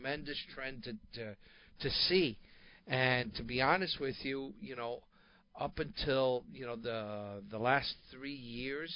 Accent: Northeast, United States; growing up in the Northeast

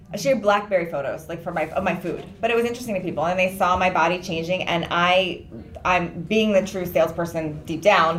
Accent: Washington, District of Columbia, United States; now in California, United States; I grew up in DC

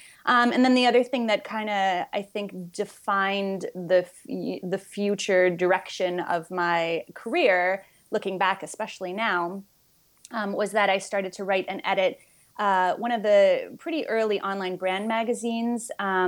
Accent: Montreal, Quebec, Canada; I am originally from Montreal.

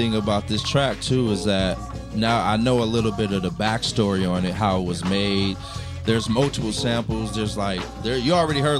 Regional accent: Los Angeles, California, United States; also born or lived in Boyle Heights, Los Angeles; I grew up in View Park, right above Leimert Park.

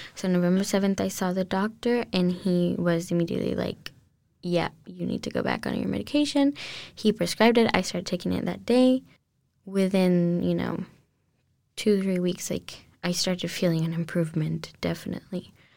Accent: Colombia; English is a second language; now in United States; growing up in Colombia, I went to a French school, uh, from when I was really little.

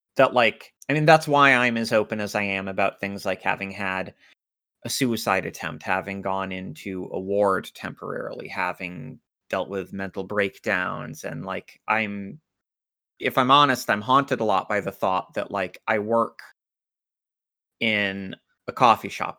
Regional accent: United States; I grew up in America

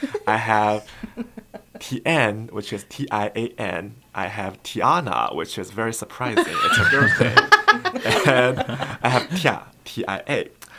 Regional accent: Ningbo, Zhejiang, China; English is a second language; moved away as an adult; also born or lived in Boston, United States; now in Lexington, United States; I'm from Ningbo, China.

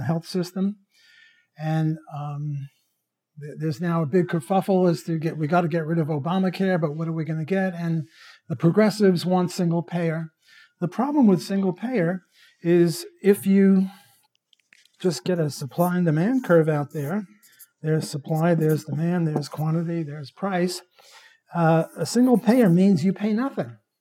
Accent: New York City, New York, United States; moved away; When I was a kid, I'm Jewish from Brooklyn

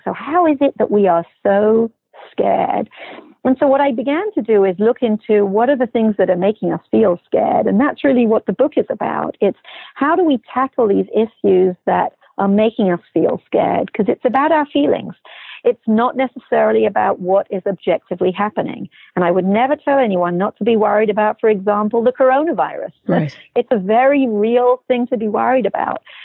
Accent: England, United Kingdom; now in United States; I'm originally from England.

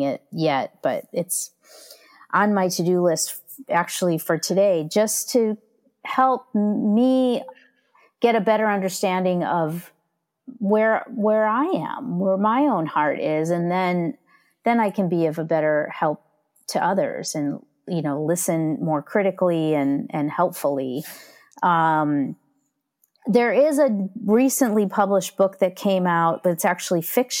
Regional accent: near Chicago, Midwest, United States; I grew up in the Midwest

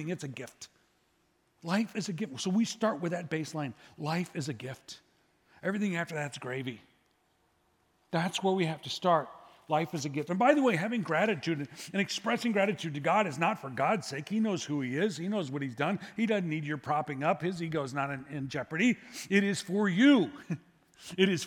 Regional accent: United States; I was born in America

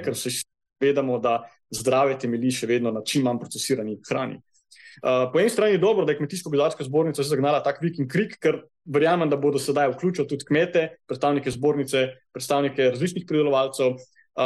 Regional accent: Kranjska Gora, Upper Carniola, Slovenia; Jaz prihajam iz Kranske gore

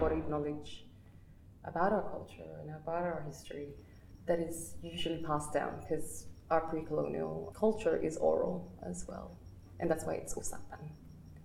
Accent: Balanga, Central Luzon, Philippines; now in Sydney, Australia; I'm from Tenejero, Balanga, Bataan

